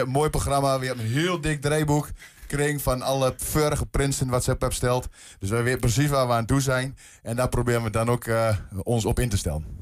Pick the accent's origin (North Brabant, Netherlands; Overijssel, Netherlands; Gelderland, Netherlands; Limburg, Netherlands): Overijssel, Netherlands; Twente; bij ons in Twente